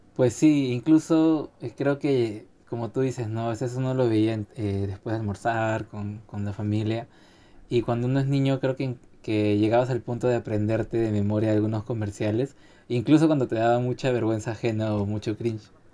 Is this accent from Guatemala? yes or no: no; Peru; como peruanos que somos